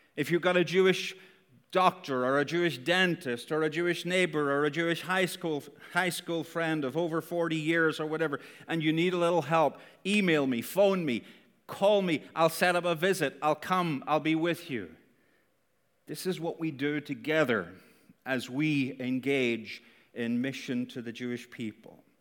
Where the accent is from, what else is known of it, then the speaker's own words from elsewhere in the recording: Northern Ireland, United Kingdom; Northern Irish